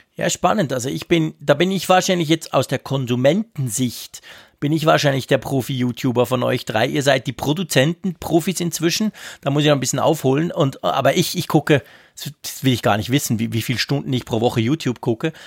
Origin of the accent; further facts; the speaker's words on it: Switzerland; bei uns in der Schweiz